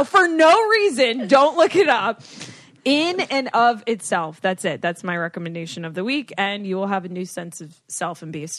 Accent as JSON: {"language": "English", "region": "Florida", "country": "United States", "tie": "born or raised there", "said": "I grew up in Florida."}